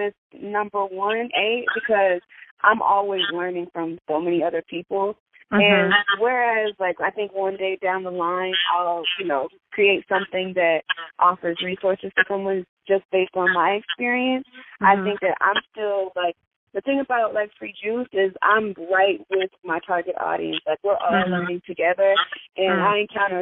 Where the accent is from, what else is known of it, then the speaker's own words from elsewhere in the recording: Houston, Texas, United States; I'm from Houston